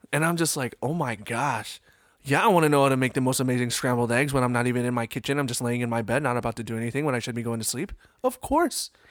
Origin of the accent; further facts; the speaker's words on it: East Coast, United States; growing up on the East Coast